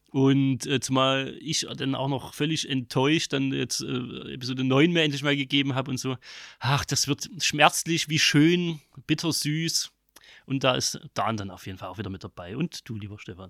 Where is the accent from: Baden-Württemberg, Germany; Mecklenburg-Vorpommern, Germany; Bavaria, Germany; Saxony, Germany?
Saxony, Germany; accent: Saxon; mein sächsischer Dialekt